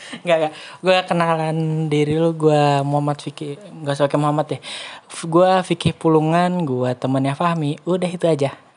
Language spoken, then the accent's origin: Indonesian; West Java, Indonesia; gua dari Jawa Barat